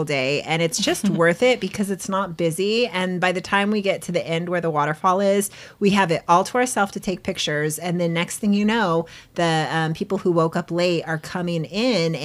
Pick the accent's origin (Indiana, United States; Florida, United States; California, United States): California, United States; San Diego; we are from San Diego